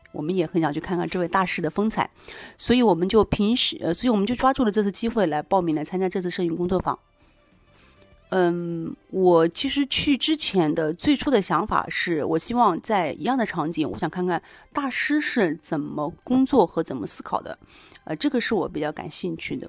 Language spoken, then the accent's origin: Chinese; Nanjing, Jiangsu, China; 我来自南京